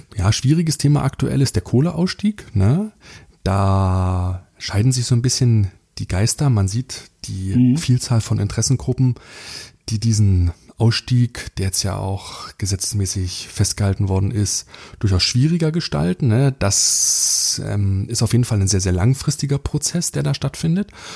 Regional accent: Germany; wir als, als Deutsche

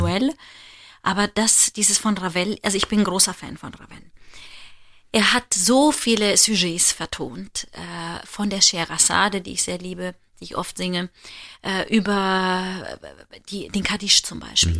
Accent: Germany; wir als Deutsche

